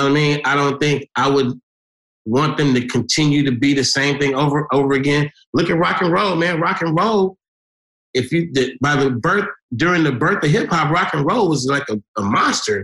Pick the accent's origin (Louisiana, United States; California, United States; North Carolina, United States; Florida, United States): California, United States; Oakland; I'm from Oakland, we from the Bay